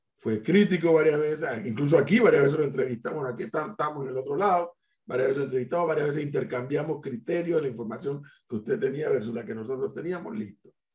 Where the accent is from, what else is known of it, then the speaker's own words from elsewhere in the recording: Panama; los panameños somos como somos